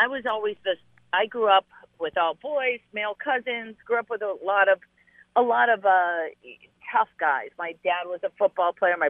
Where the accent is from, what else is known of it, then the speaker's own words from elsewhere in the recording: Cleveland, Ohio, United States; moved away; Yeah, I'm from Cleveland.